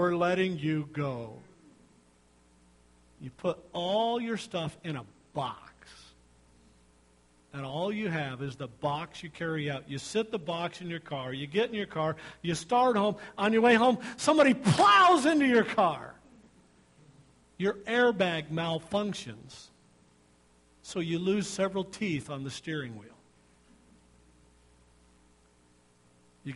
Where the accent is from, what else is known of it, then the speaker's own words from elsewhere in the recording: United States; We are American Christians